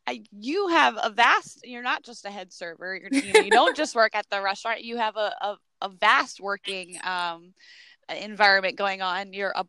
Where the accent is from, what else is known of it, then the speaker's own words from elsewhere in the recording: New Jersey, United States; moved away; I'm from the North, New Jersey originally.